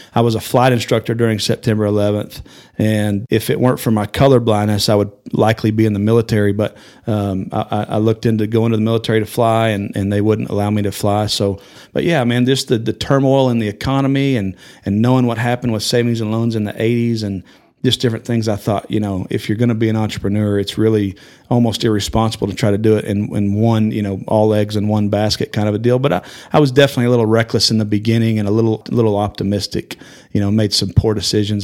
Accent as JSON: {"language": "English", "town": "Amarillo", "region": "Texas", "country": "United States", "tie": "born or raised there", "said": "I was born in Amarillo, went to high school here, graduated high school"}